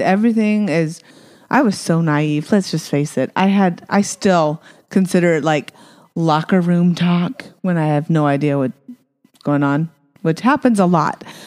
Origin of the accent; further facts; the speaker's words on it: Apache Junction, Arizona, United States; also born or lived in Provo, Utah; I was born in Provo, Utah. Woo, woo. And we moved down to Arizona, so another bubble, Mormon bubble, right? Um, but we we ended up being in Apache Junction